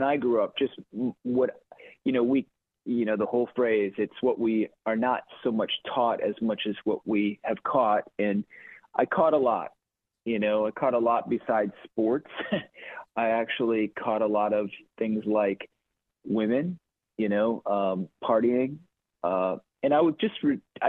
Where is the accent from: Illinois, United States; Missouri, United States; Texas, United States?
Illinois, United States; Chicago; also born or lived in Quad Cities; I was born and raised in Chicago. Well, toggled back and forth between actually Quad Cities and Chicagoland